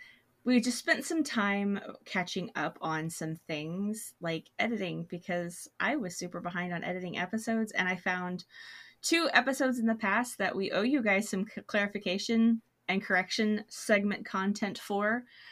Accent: Memphis, Tennessee, United States; Now, I grew up in Memphis

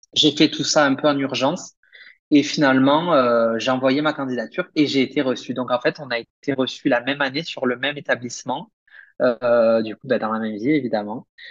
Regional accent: Perpignan, Occitania, France; moved away as an adult; also born or lived in Limoges; now in Guadalajara, Mexico; j'ai obtenu un bac scientifique en France, euh, à Perpignan, dans le sud de la France

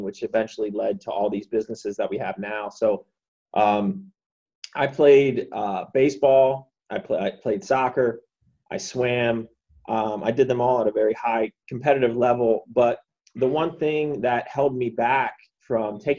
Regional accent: Huntingdon Valley, Pennsylvania, United States; moved away as an adult; also born or lived in State College, Pennsylvania; now in Washington, D.C. area, United States; I grew up outside of Philadelphia, a small town called Huntington Valley. Lived there till I was 18

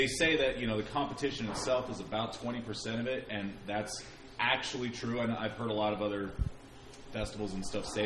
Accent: Sacramento, California, United States; also born or lived in San Francisco Bay Area; now in Oakland area, United States; I was born and raised in Sacramento, spent my first 20 years there.

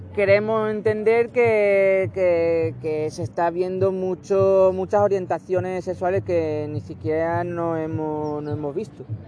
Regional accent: Barcelona, Catalonia, Spain; soy nacido en Barcelona

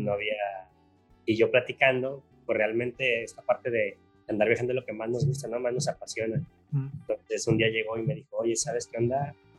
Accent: Guadalajara, Jalisco, Mexico; yo soy Tapatío

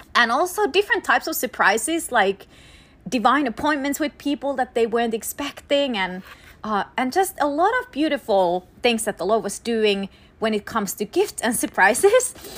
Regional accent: Finland; moved away; I'm from Finland

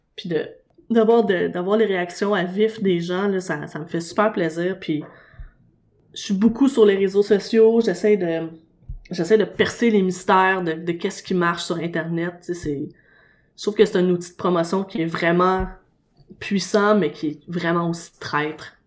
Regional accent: Montreal, Quebec, Canada; j'habite, puis je suis né dans Schlaga

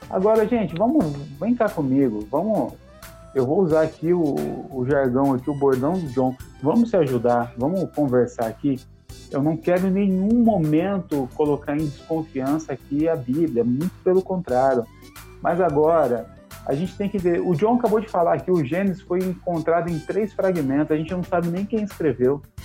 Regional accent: Brazil; eu sou brasileiro mesmo, descendente de italiano

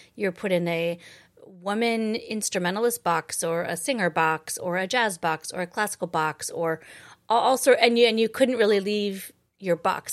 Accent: Boise, Idaho, United States; moved away as an adult; also born or lived in Twin Falls, Idaho; now in New York City, United States; I was born in Twin Falls and raised in Boise

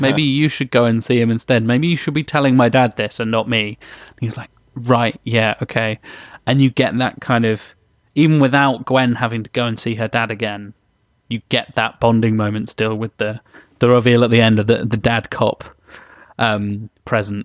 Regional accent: England, United Kingdom; I'm English

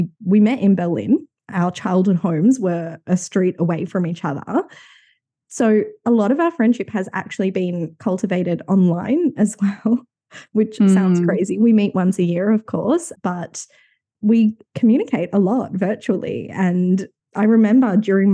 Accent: Sydney, New South Wales, Australia; both growing up in Sydney.

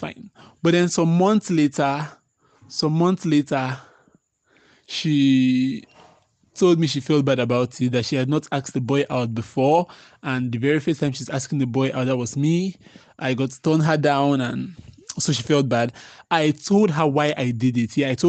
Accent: Boki, Cross River, Nigeria; I'm from Boki.

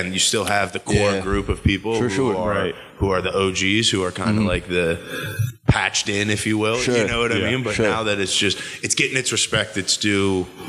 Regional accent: Pittsburgh, Pennsylvania, United States; I grew up in the East End.

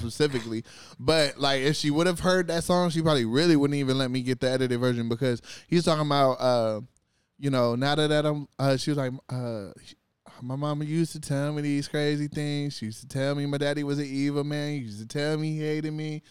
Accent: California, United States; I was from California

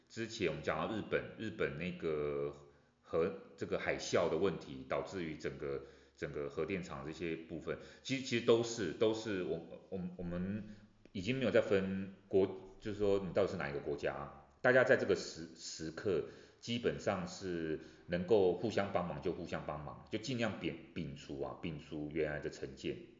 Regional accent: Taiwan; 我刚回国的时候

